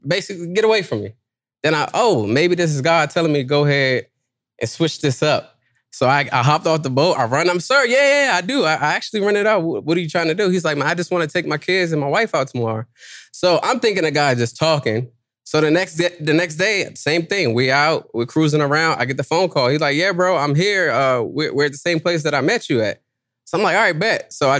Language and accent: English; Washington, District of Columbia, United States; I'm from D.C.